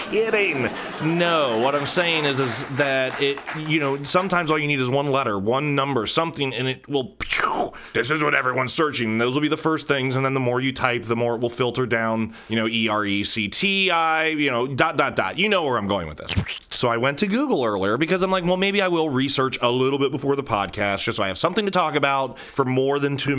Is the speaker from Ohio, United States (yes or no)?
yes; Cincinnati, Ohio, United States; now in Columbus, United States; I grew up in Cincinnati. I'm supposed to hate you. Probably have similar feelings toward, you know, my upbringing home, even though now I'm in Columbus, and I have been since I was like 13